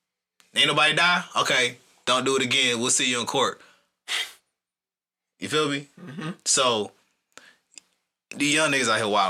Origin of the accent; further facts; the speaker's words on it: Atlanta, Georgia, United States; how we grew up in Atlanta